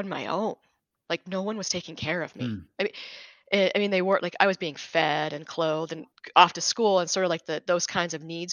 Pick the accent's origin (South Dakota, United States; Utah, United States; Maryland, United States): Utah, United States; I lived in Utah. I grew up in Utah, and we lived on a bench of a mountain.